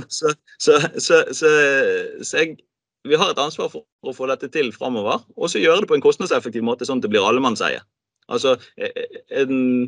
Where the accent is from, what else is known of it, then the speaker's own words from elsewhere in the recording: Bergen, Vestland, Norway; som bergenser